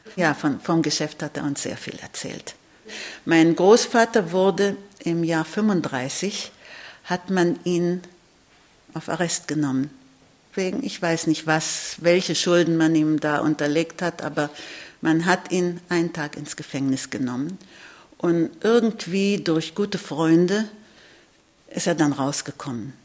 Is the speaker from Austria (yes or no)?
no; Israel; ich lebe in Israel, ich bin in Israel geboren